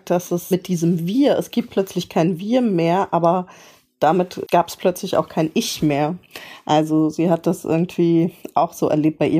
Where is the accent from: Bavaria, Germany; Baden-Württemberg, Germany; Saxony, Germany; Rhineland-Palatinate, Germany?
Rhineland-Palatinate, Germany; Mainz; Ich bin äh, in Mainz aufgewachsen, Mainzer Mädchen